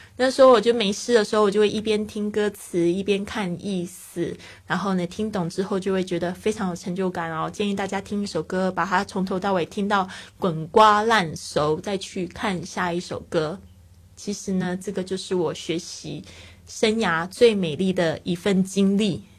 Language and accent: Chinese; Kaohsiung, Taiwan; moved away as an adult; also born or lived in Taipei; 因为我是高雄人嘛，然后那时候到台北读书